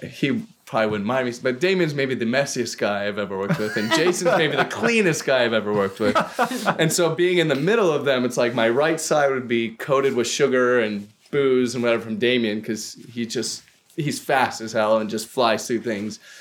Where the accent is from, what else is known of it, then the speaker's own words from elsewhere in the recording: Colorado, United States; moved away; I grew up in Colorado